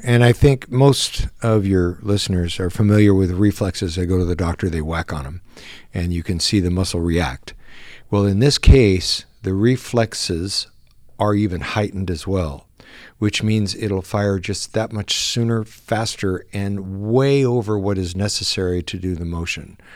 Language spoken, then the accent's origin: English; San Diego, California, United States; I was born and raised in San Diego